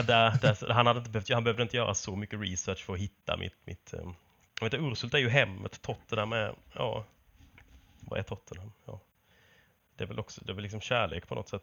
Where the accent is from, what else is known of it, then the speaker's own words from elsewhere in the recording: Småland, Sweden; moved away; hemma i Småland